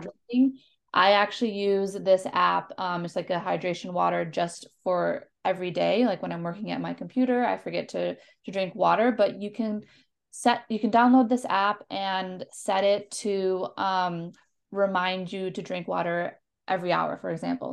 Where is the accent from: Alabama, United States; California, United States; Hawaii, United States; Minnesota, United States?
Minnesota, United States; moved away as an adult; also born or lived in North Carolina; I'm from Minnesota. I moved to North Carolina